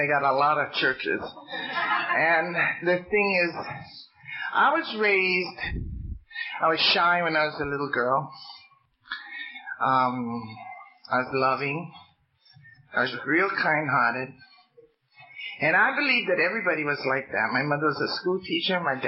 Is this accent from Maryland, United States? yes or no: no; Hawaii, United States; I'm Hawaiian